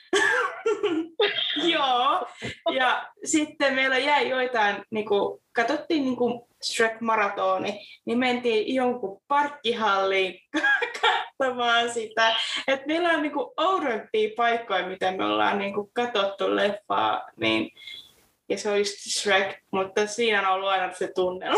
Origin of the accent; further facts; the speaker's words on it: Forssa, Tavastia Proper, Finland; now in Salo, Finland; Mä oon kotoisin Forssasta, hakkaasta, ihanasta Forssasta